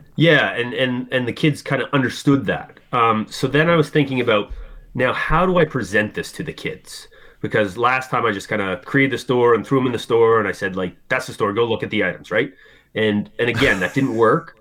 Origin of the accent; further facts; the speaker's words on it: Halifax, Nova Scotia, Canada; I'm from Halifax, Nova Scotia, Canada.